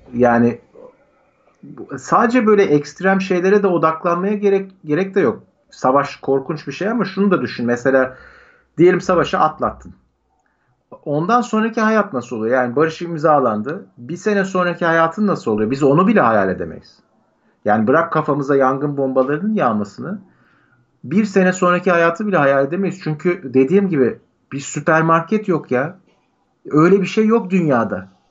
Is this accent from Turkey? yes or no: yes; Turkey; moved away as an adult; also born or lived in United States; direkt Türk'üm diyorum